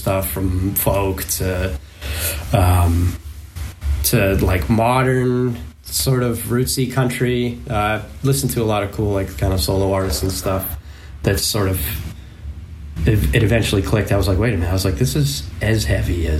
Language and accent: English; Maine, United States; the area that I grew up in Maine